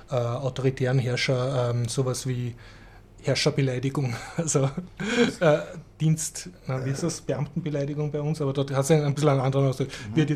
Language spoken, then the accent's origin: German; Austria; man sollte jetzt als Österreicher da nicht herumsitzen und sagen, ha, das betrifft uns nicht, das ist weit weg, weil das ist, glaube ich, sehr schnell bei uns.